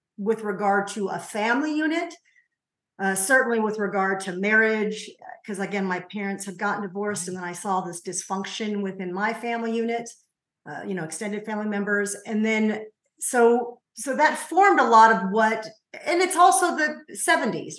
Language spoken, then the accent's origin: English; Covina, California, United States; I grew up in a city called Covina. It's about 20 miles, is that correct? Of east